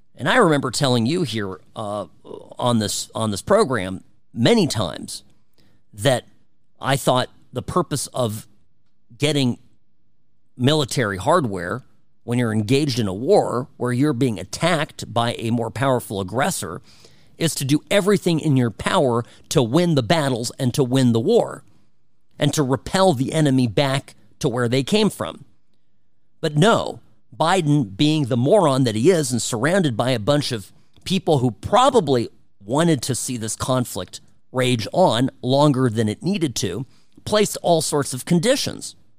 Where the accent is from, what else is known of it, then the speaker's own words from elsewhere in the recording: United States; we here in the U S